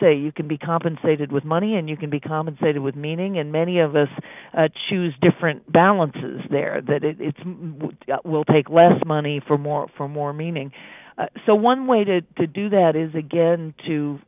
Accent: Charlottesville, Virginia, United States; I grew up in Charlottesville, home of Thomas Jefferson

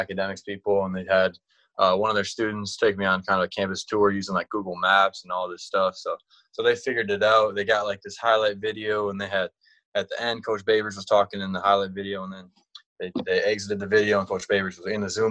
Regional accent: Wisconsin, United States; I'm from Wisconsin.

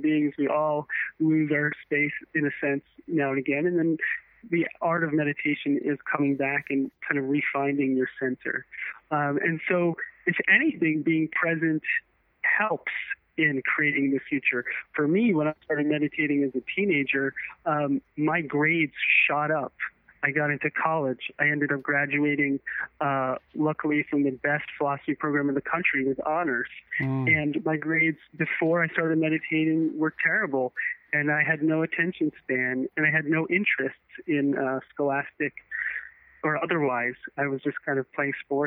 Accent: United States; born or raised there

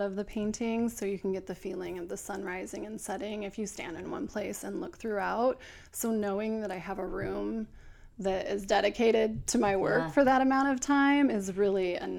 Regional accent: Oregon City, Oregon, United States; I'm from Oregon City, which is just south of Portland.

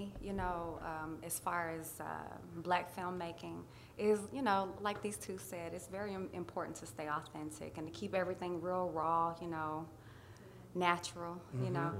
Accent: Atlanta, Georgia, United States; moved away; I was born and raised in Atlanta

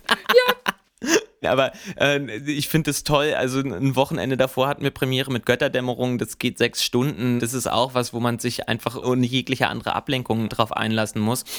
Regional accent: about ten kilometres from Lüneburg, Lower Saxony, Germany; Das war so zehn Kilometer weg von da, wo ich aufgewachsen bin.

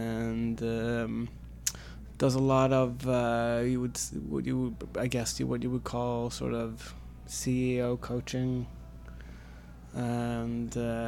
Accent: Stockholm, Stockholm County, Sweden; also born or lived in Philadelphia, Pennsylvania, United States; I'm half American, half Swedish. I was raised in Sweden.

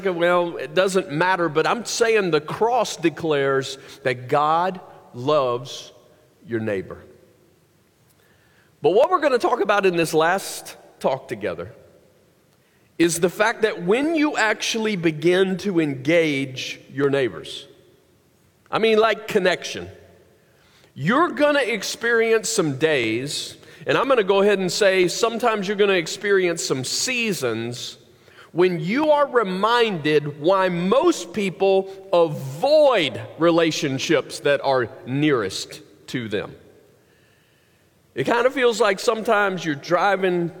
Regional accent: the South, United States; growing up in the South

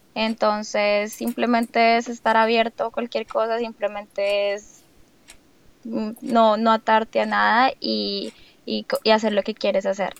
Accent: Bogotá, Colombia; moved away as an adult; also born or lived in Maine / California / Boston; now in New York, United States; yo vengo de Bogotá

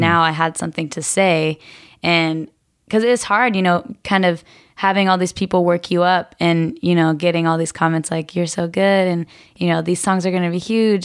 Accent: Murrieta, Southern California, United States; I grew up in a town called Marietta. It's in Southern California.

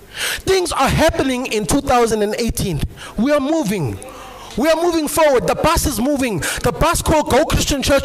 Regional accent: Eastwood, South Africa; moved away; the church that I come from back home in my hometown where I was born and bred, the name of the church, it's a local assembly, it's called Eastwood Philadelphia

